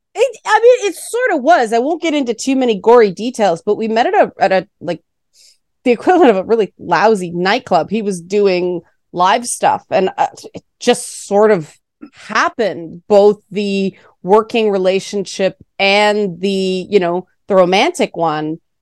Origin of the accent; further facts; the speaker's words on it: Toronto, Ontario, Canada; I grew up in the Jane Finch part of Toronto.